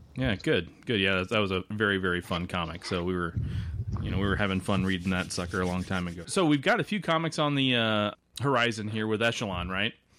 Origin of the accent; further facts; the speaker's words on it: Nebraska, United States; I'm from Nebraska